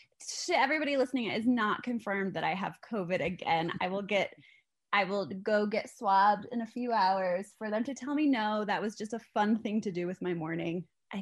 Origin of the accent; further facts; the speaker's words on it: Midwest, United States; now in Colorado, United States; I grew up in the Midwest.